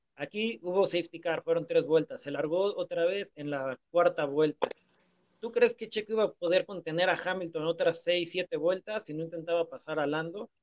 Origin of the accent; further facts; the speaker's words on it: Mexico; como mexicanos